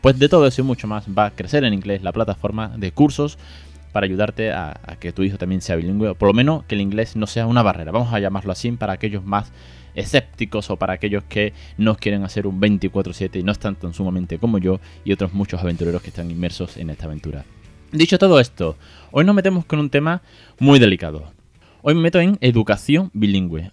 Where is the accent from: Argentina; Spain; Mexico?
Spain; first language Spanish; yo soy nativo español